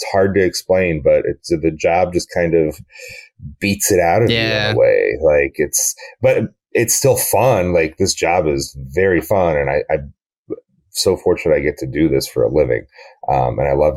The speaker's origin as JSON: {"language": "English", "town": "Scranton", "region": "Pennsylvania", "country": "United States", "tie": "born or raised there", "also_born_or_lived": "Minneapolis", "moved": "yes", "said": "I grew up in Scranton, Pennsylvania"}